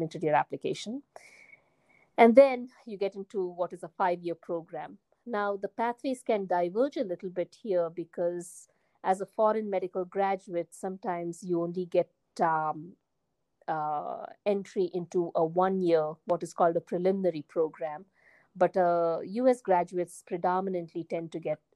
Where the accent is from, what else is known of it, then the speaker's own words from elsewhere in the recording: India; moved away as an adult; also born or lived in United Kingdom; now in United States; I was born in India, and I did all my basic education and medical school in India